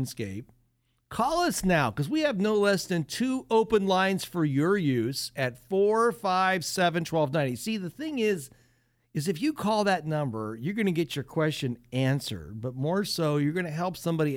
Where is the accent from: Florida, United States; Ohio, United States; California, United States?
Ohio, United States; Northwest; I was born and raised in Northwest Ohio